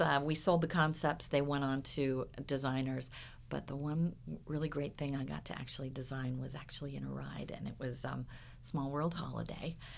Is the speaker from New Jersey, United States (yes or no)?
no; Huntington Beach, California, United States; I grew up, like I said, well, down by the beach in Huntington Beach